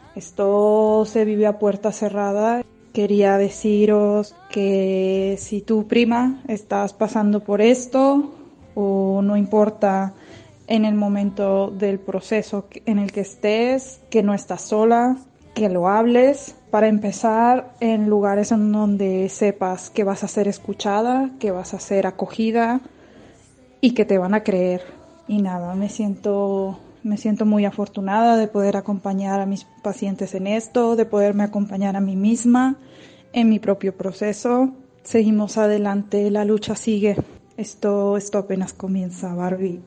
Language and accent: Spanish; Mexico; now in Barcelona, Spain; Soy una chica mexicana que vive en Barcelona y soy psicóloga